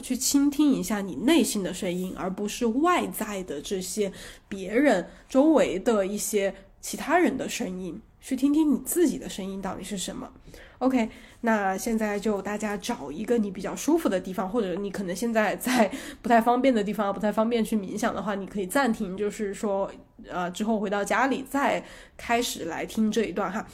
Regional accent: China; 我们中国小孩儿

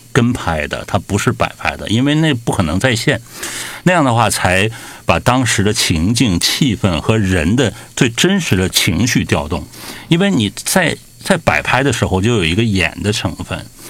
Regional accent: northern China, China; moved away; 我小的时候在北方生活

